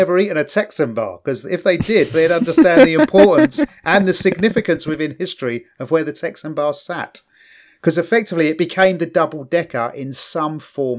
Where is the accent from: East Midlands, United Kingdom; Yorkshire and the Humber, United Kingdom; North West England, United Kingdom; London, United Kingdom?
London, United Kingdom; I grew up in East London